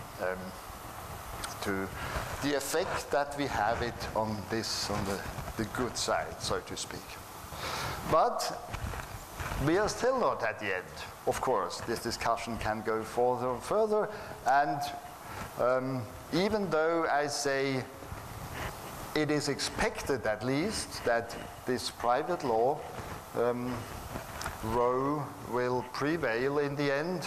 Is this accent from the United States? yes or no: no; Switzerland; I'm from Switzerland.